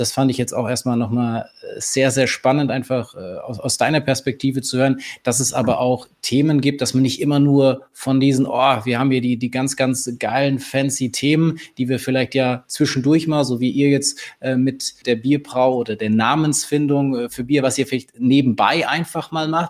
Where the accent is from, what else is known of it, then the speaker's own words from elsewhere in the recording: Bavaria, Germany; als Bayer